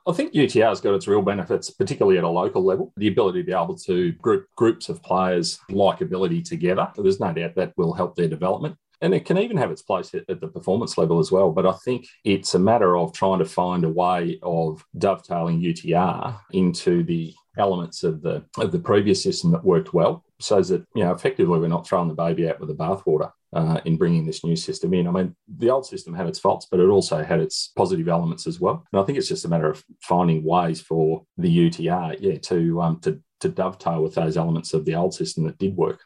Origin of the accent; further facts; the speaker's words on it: Shepparton, Victoria, Australia; I'm from I'm from Shepparton